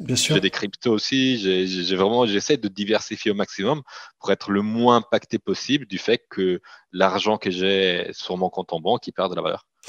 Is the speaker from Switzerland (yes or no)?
yes; Italian-speaking Switzerland, Switzerland; moi, je suis, je suis grandi en Suisse, donc la partie italienne de la Suisse.